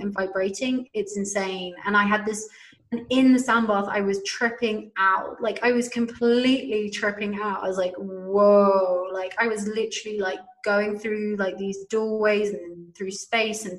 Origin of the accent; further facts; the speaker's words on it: United Kingdom; I'm a Brit. I come from a massive drinking culture